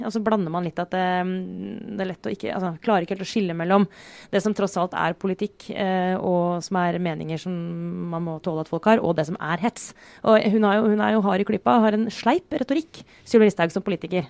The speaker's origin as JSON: {"language": "Norwegian", "area": "Romerike", "region": "Akershus", "country": "Norway", "tie": "born or raised there", "moved": "yes", "said": "bodde jeg fortsatt eh, hjemme på Romerike"}